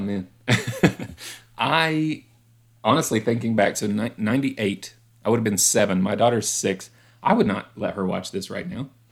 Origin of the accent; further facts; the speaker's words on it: West Virginia, United States; I was a little white kid growing up in West Virginia at the time.